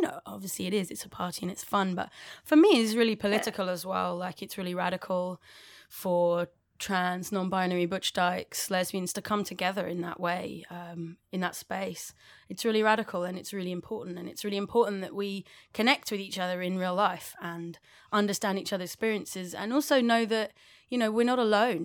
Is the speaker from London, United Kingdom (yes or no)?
yes; London, United Kingdom; accent: English